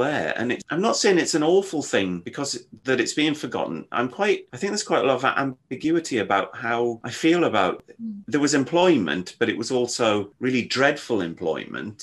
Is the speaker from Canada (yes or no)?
no; Yorkshire and the Humber, United Kingdom; moved away; I grew up in North Yorkshire, so, and my grandfather was a mining engineer